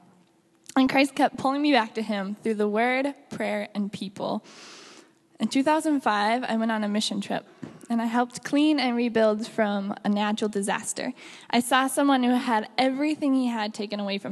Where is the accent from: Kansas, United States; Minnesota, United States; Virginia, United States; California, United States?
Minnesota, United States; Lester Prairie; I grew up in Lester Prairie in 2010